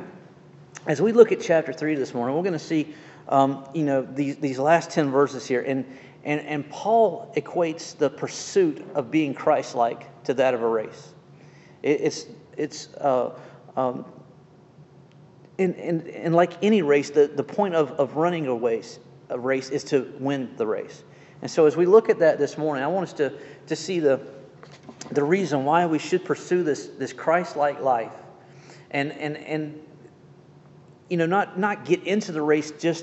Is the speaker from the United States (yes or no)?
yes; Jacksonville, Florida, United States; moved away; also born or lived in Atlanta, Georgia; Growing up in Jacksonville